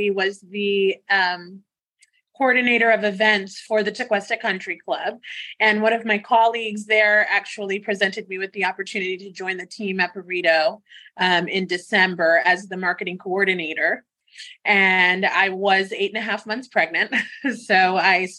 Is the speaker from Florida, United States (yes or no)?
yes; Loxahatchee, Florida, United States; also born or lived in Miami, Florida / West Palm Beach, Florida / Wellington, Florida / New York City; now in Jupiter, United States; I was actually born and raised in Miami. And I came up to West Palm when I was in second grade